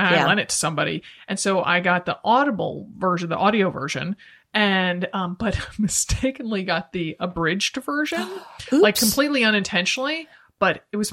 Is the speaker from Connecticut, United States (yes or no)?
yes; Stamford, Connecticut, United States; I grew up in Stamford, Connecticut, right next door to Greenwich